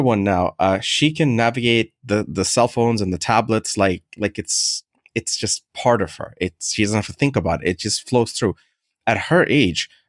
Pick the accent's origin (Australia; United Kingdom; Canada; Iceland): Canada; also born or lived in Middle East; I grew up in Canada for the majority of my life